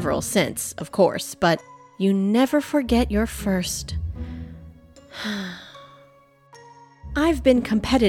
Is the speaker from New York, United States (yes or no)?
no; Thief River Falls, Minnesota, United States; born or raised there